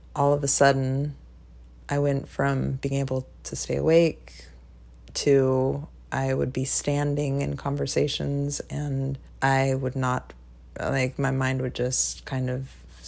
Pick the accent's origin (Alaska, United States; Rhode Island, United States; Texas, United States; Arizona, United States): Alaska, United States; also born or lived in North Carolina; now in Virginia, United States; I'm originally from Alaska, and I've lived out in Virginia, North Carolina, and now I'm living in Virginia again